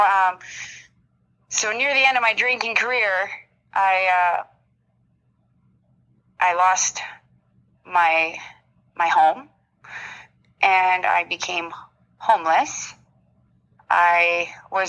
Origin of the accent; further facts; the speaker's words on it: Walkerton, Ontario, Canada; I grew up in a small town in Walkerton, Ontario